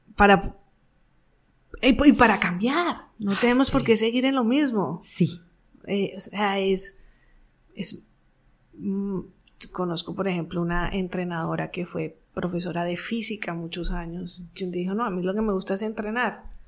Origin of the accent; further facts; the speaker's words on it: Colombia; mi país, Colombia